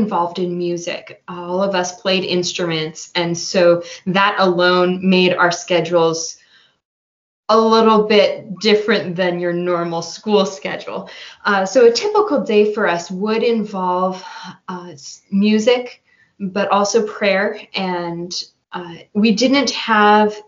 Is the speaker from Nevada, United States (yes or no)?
no; Santa Rosa, California, United States; I grew up here in Santa Rosa